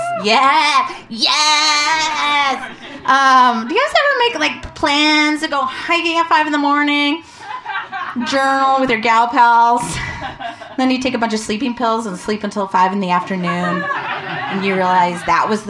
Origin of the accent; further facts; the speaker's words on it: Vancouver, Washington, United States; moved away as an adult; I grew up in Vancouver, Washington